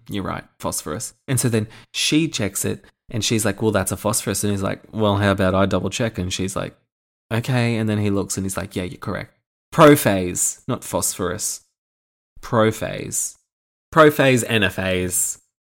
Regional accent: Australia; Being an Australian

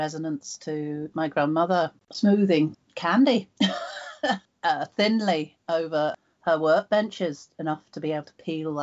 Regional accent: just outside Cambridge, East of England, United Kingdom; I was born just outside Cambridge on a farm

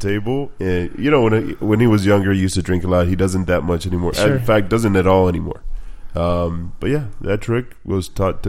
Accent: Orange County, California, United States; also born or lived in Culiacán, Sinaloa, Mexico / Garden Grove / Santa Ana / Anaheim; brought it over to the U.S. at the age of 2. And been here ever since, Orange County. So lived in Garden Grove, Santa Ana, back to Santa Ana, back to Anaheim for a little while

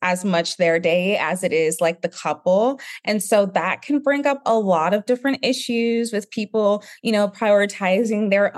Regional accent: Nigeria; being Nigerian

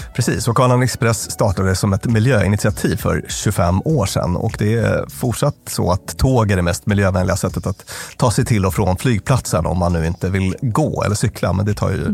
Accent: Luleå, Norrbotten County, Sweden; moved away; also born or lived in Stockholm; när jag växte upp. Mm. Då till stor del i Luleå i mm. Norrbotten

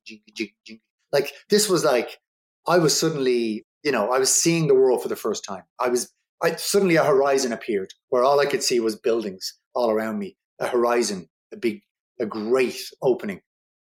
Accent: Dublin, Leinster, Ireland; I grew up in Ballymun

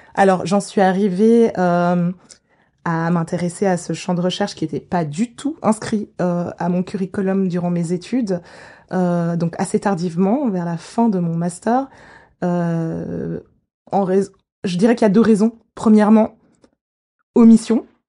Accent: Geneva, Switzerland; J'ai grandi à Genève. Je suis née à Genève à l'hôpital à l'hôpital universitaire de Genève

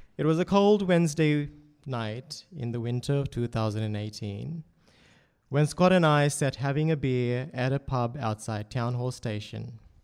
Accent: Fiji; moved away as an adult; also born or lived in Townsville, Australia / Doomadgee, Australia; now in Sydney, Australia; my childhood growing up in Fiji

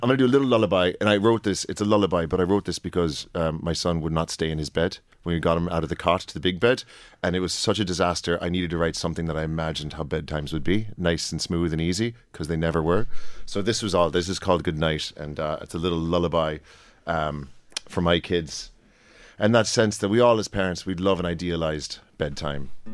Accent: United States; now in Oldcastle, Ireland; I'm from the States originally

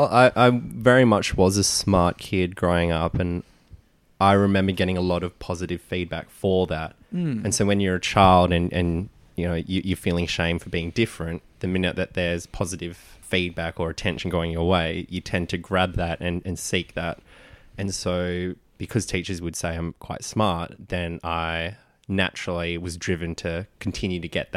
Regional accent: Philippines; but for me, Filipino, like I see myself as Filipino, not Asian, because culturally we're so different to, say, the Chinese, the Indonesian, the Indian.

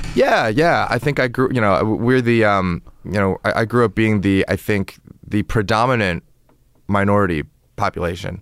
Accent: Toronto, Ontario, Canada; moved away as an adult; also born or lived in China; now in United States; I'm from, uh, Toronto in Canada

